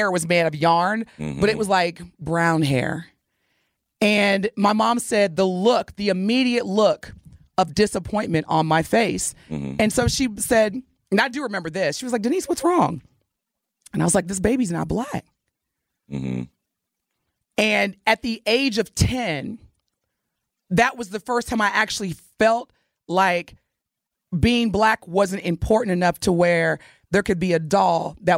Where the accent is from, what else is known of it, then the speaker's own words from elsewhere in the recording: Southern Indiana, United States; growing up in Southern Indiana